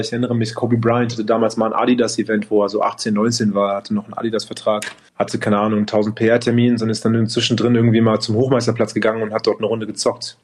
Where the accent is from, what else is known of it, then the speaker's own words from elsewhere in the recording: Berlin, Germany; in Berlin, als ich aufgewachsen bin